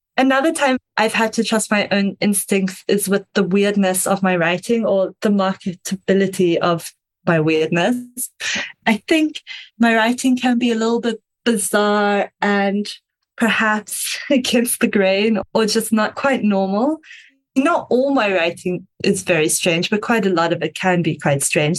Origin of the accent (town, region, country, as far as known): South Africa